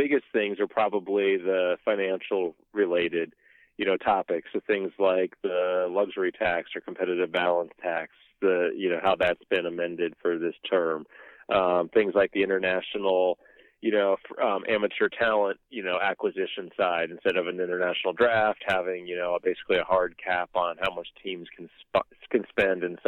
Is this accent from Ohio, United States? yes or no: yes; Ohio, United States; I'm from Ohio